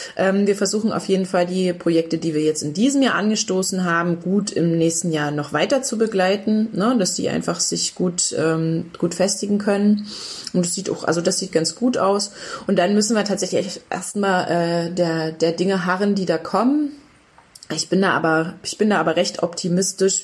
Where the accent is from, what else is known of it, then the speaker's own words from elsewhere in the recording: Upper Lusatia, Saxony, Germany; moved away as an adult; ich komme ursprünglich aus der Oberlausitz, ne? Aus einem Ort